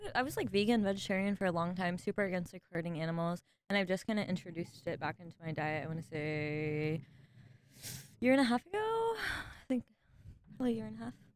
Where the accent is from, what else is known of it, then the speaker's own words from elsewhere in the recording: Sarasota County, Florida, United States; now in Ocala, United States; I grew up down in Sarasota County